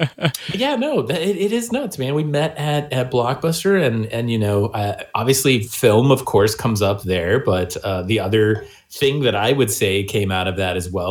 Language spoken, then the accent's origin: English; Missouri, United States; I'm from Missouri.